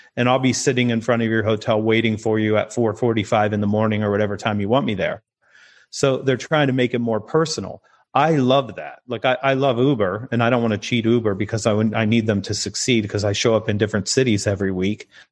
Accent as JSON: {"language": "English", "country": "United States", "said": "I'm American"}